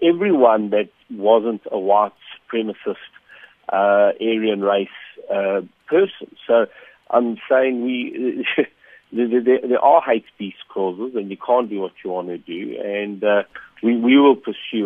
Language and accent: English; South Africa; as a South African